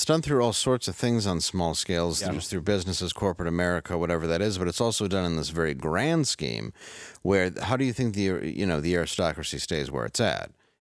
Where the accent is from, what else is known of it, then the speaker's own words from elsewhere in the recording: United States; We're also American